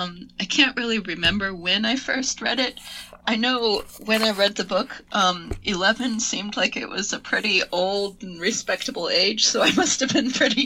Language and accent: English; Bolivia; And I grew up in Bolivia, where actually Heather and I went to the same high school